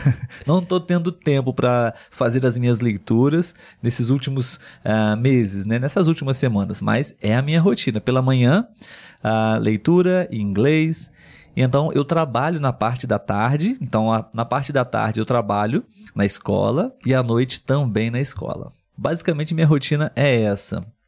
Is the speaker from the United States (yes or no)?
no; Brazil; sou brasileiro.